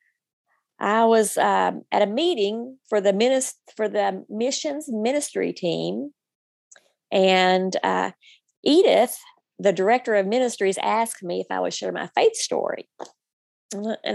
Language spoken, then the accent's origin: English; North Little Rock, Arkansas, United States; I grew up in the Rose City Church in North Little Rock